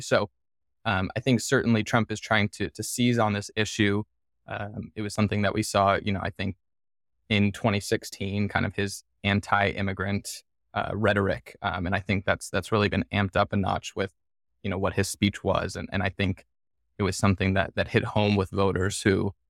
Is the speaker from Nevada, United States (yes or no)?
yes; Henderson, Nevada, United States; my hometown, the city of Henderson